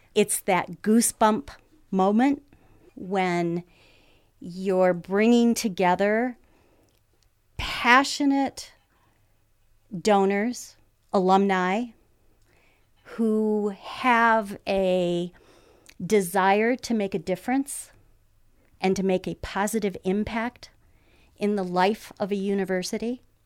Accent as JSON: {"language": "English", "town": "Lansing", "region": "Michigan", "country": "United States", "tie": "born or raised there", "said": "being born and raised in Lansing"}